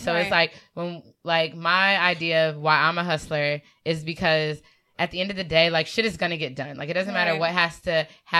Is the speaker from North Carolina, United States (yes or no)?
yes; North Carolina, United States; African-American. From North Carolina.